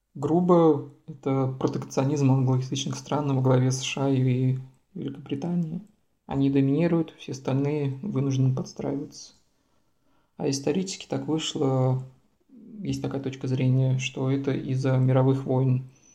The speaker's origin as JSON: {"language": "Russian", "town": "Samara", "region": "Samara Oblast", "country": "Russia", "tie": "born or raised there", "moved": "as an adult", "lives_now": "Vienna, Austria", "said": "я родом из Самары, у нас Самарская область"}